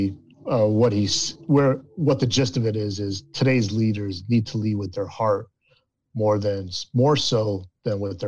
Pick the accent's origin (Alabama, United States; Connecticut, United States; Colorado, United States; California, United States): Connecticut, United States; Waterbury; I'm originally from Waterbury, Connecticut, about 2 hours north of New York City.